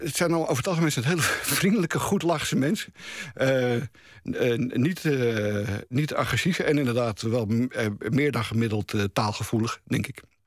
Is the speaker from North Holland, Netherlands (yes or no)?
yes; Amsterdam, North Holland, Netherlands; maar wij waren plotseling Amsterdammers.